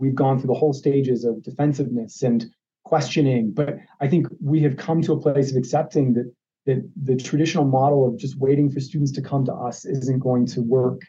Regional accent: Ohio, United States; now in Arizona, United States; I grew up in Ohio, so there's a part of me that's traditionally an Ohio State Buckeye fan.

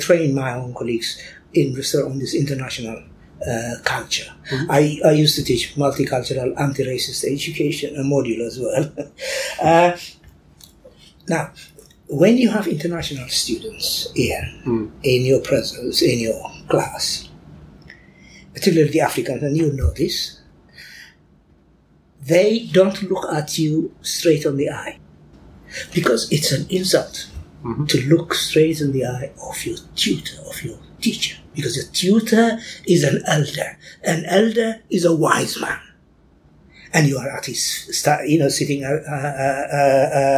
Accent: Eritrea; now in Bristol, United Kingdom; I'm a proud Eritrean and I'm proud British. And I have this double identity. Sometimes, when I go to Eritrea, after all these years in Bristol

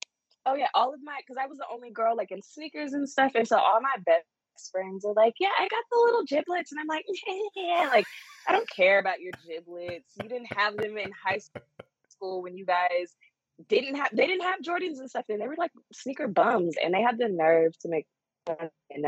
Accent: Texas, United States; Like, my hometown is 2.5 hours away from Dallas.

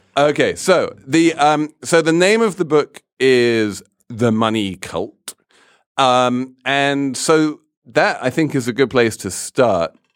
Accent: England, United Kingdom; I grew up in the Church of England

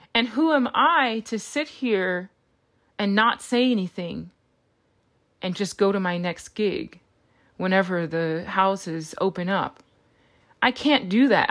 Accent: Los Angeles, California, United States; my hometown of Los Angeles

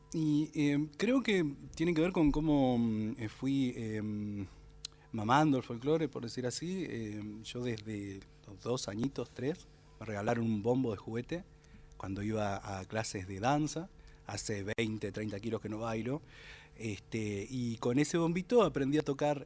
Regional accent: Lobería, Buenos Aires Province, Argentina; also born or lived in Necochea; now in Tandil, Argentina; soy nacido en Necochea, después me crié en Lobería, que es un pueblo muy pequeño, y después me fui a vivir a Tandil, donde estoy residiendo

